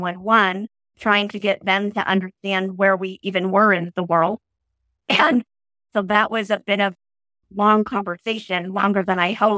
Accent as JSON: {"language": "English", "region": "Oregon", "country": "United States", "tie": "born or raised there", "moved": "as an adult", "said": "I'm a native Oregonian."}